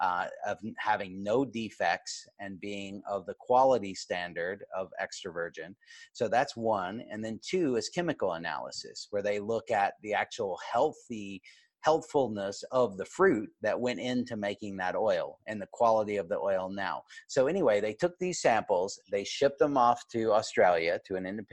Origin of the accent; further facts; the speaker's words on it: United States; as an American